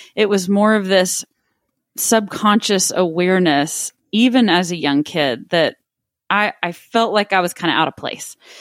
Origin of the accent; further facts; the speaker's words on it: Midland, Texas, United States; also born or lived in Austin, Texas; growing up in Midland, Texas, where I, I was born and raised, lived there until I was seventeen years old